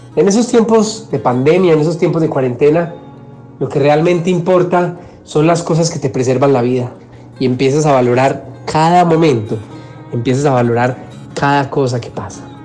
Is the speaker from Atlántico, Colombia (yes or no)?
no; Medellín, Antioquia, Colombia; Medellín, de donde soy, de un pueblito, un corregimiento llamado San Antonio de Prado